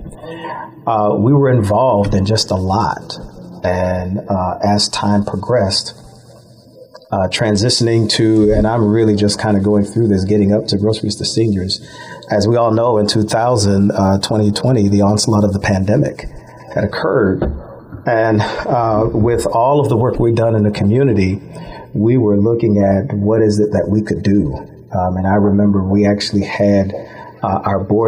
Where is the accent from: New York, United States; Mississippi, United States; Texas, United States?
New York, United States; Buffalo; also born or lived in Orlando, Florida; I was born and raised here in Buffalo